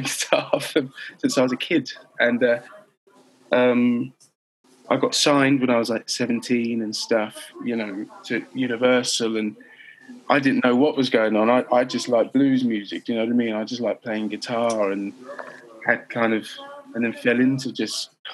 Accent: London, United Kingdom; I was raised in North London, which is kind of like Holloway

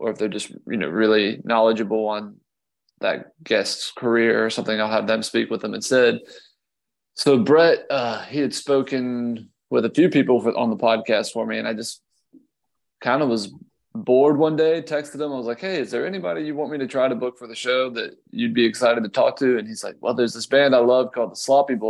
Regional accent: Columbia, South Carolina, United States; we're from Columbia, South Carolina.

